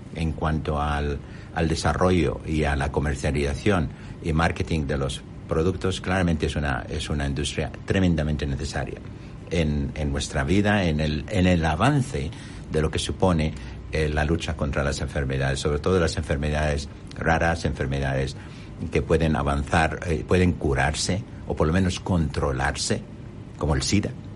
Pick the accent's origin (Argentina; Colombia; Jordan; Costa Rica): Jordan; Amman, Amman Governorate; Spanish is a second language; moved away as an adult; now in Spain; yo nací en Amán